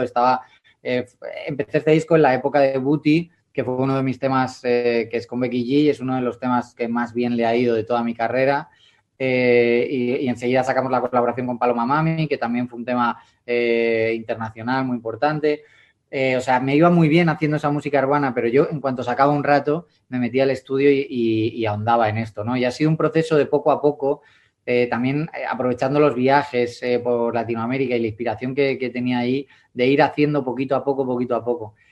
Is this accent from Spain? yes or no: yes; Madrid, Community of Madrid, Spain; yo sigo siendo yo con mi jerga, con mi Madrid, con, mi, con mis cañas, con mis siete estrellas y con mi oso y con mi madroño, que son los emblemas de aquí